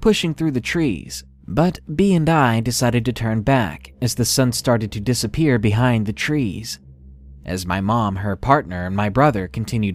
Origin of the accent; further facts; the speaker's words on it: Arkansas, United States; I'm actually from Arkansas